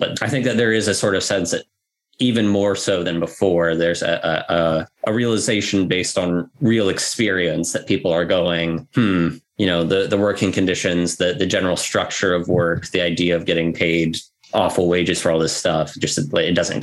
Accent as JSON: {"language": "English", "region": "Idaho", "country": "United States", "said": "I come from Idaho, which is not a hub of activity of any sort"}